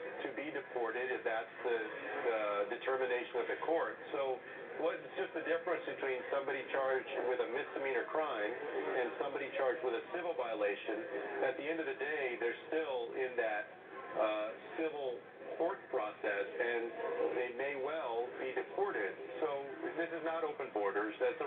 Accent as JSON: {"language": "English", "region": "Texas", "country": "United States", "said": "my home state of Texas"}